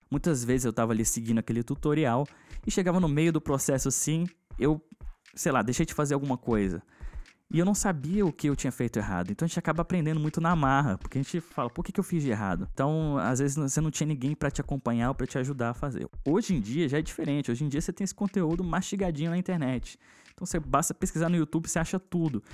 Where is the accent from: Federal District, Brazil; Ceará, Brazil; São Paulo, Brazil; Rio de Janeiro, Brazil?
Federal District, Brazil; Brasília; eu sou de Brasília